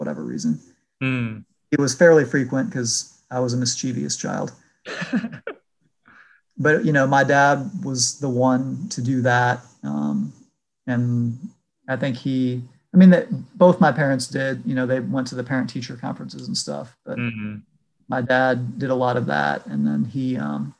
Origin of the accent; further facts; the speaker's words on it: Lansing, Michigan, United States; moved away as an adult; also born or lived in Detroit, Michigan / Ann Arbor, Michigan; now in Atlanta, United States; I grew up in Michigan. I was born in Detroit. And then when I was about 5 years old, my parents moved us to a suburb of Lansing.